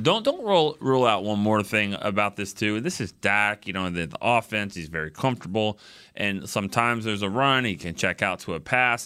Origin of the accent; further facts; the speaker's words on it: Texas, United States; we're from Texas